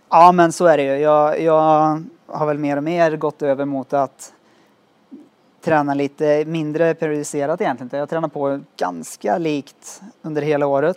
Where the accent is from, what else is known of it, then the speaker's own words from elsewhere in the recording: Skövde, Västra Götaland, Sweden; Jag är från Skövde som sagt och spelat fotboll där i många år